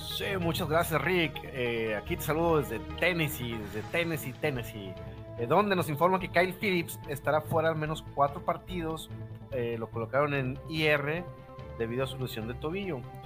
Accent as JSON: {"language": "Spanish", "country": "Mexico", "said": "como mexicanos"}